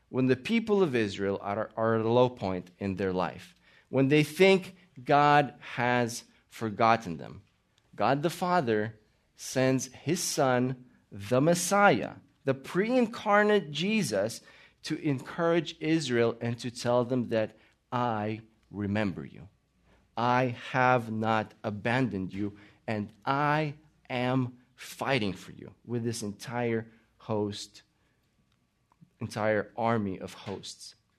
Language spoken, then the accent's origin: English; Latvia; also born or lived in Austria / Italy; now in United States; I was born in Latvia. We immigrated to America